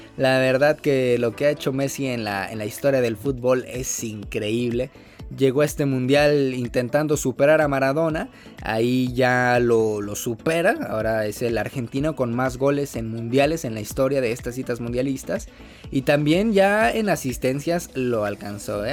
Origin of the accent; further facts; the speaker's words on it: Mexico; Como cualquier mexicano haría, ir a pues visitar a familiares